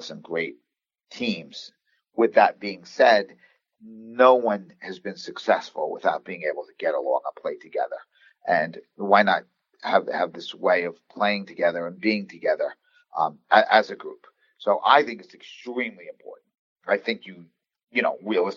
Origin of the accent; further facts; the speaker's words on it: Long Island, New York, United States; I'm from Long Island, New York.